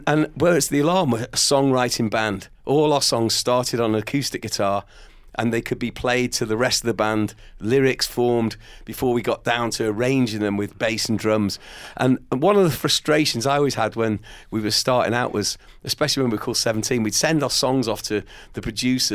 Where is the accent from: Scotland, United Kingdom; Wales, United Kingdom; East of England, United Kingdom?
Wales, United Kingdom; growing up in Wales, obviously very aware of the language